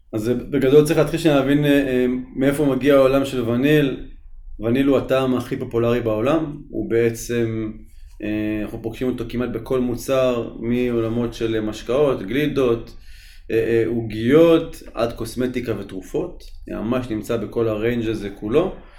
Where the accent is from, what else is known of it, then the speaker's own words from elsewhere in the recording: Tzippori, Northern District, Israel; אני גדלתי במושב ציפורי